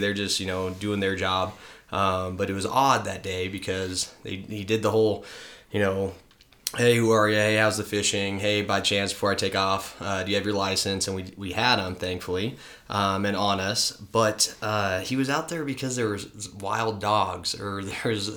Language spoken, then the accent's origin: English; Winnemucca, Nevada, United States; also born or lived in Reno, Nevada / San Diego, California; I'm a Nevadan. I was born and raised in Winnemucca for 18 years, then came to Reno